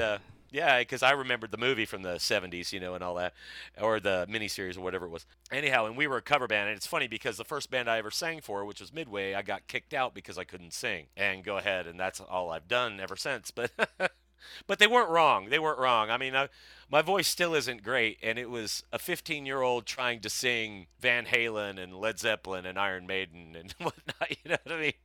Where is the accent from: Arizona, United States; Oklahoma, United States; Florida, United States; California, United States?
Oklahoma, United States; Broken Arrow; also born or lived in Ohio / St. Louis; my father was one of the people that started soccer in Broken Arrow in nineteen seventy-five, I believe, 'cause we had moved down in seventy-four from Ohio